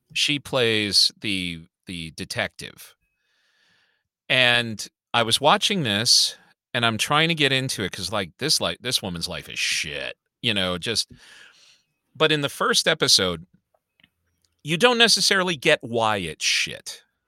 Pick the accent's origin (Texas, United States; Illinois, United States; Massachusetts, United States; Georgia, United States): Illinois, United States; Chicago; I grew up on the Southside of Chicago